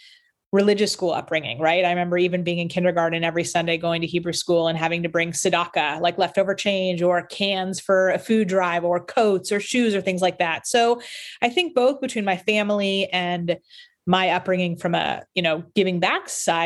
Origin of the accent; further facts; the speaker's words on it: Beverly Hills, California, United States; we grew up together in Beverly Hills, and really, you know, are super excited to be bringing something back to the city, you know, that we grew up in. We all went to school there.